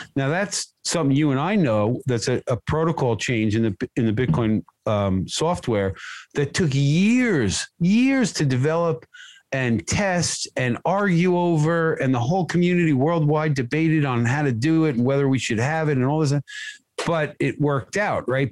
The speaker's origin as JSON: {"language": "English", "country": "United States", "tie": "born or raised there", "said": "I grew up in America"}